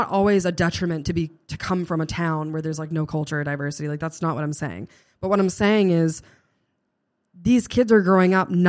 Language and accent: English; Norton, Massachusetts, United States; Because I'm from Norton, and it's very much the same way. It's mm-hmm. very similar to Bridgewater.